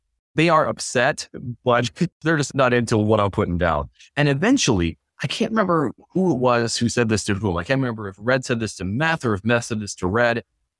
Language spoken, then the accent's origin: English; Watertown, New York, United States; moved away as an adult; also born or lived in Syracuse, New York / Albany, New York; I went back to my hometown of Watertown